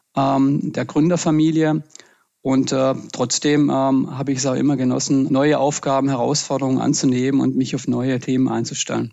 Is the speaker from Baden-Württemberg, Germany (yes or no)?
yes; Pfalzgrafenweiler, Baden-Württemberg, Germany; also born or lived in Freudenstadt; bin ich im Schwarzwald geboren und aufgewachsen